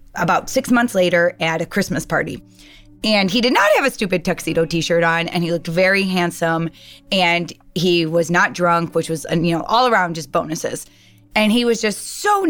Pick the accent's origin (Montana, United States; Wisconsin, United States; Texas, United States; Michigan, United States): Michigan, United States; East Detroit; moved away; I'm originally from East Detroit, Michigan